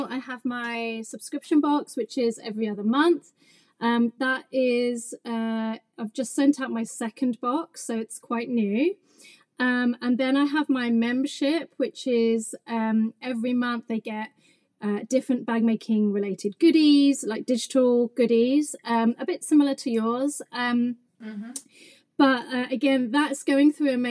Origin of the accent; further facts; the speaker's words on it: England, United Kingdom; also born or lived in London; I'm English.